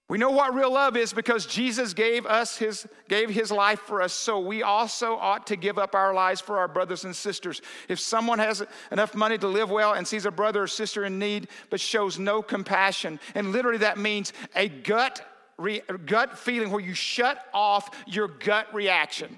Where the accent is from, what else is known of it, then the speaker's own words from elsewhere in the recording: the South, United States; I was raised in the South